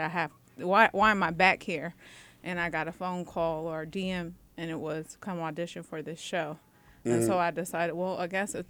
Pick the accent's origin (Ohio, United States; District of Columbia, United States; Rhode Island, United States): District of Columbia, United States; Washington; I'm from D.C.